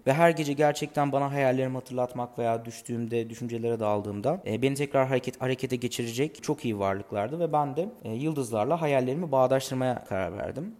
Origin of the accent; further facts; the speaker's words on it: Gaziantep, Turkey; Bir şehirde dünyaya geldim. hala da burada yaşıyorum. Gaziantep'ten bahsediyorum.